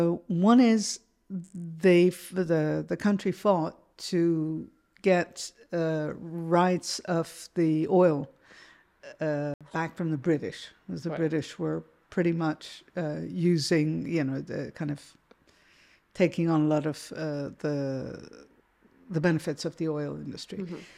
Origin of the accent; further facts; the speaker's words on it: Iran; And I think I grew up in a bit of a bubble, mm-hmm. which wasn't the kind of the I suppose you could say not the real Iran in that. Mm-hmm. My parents are not Iranian.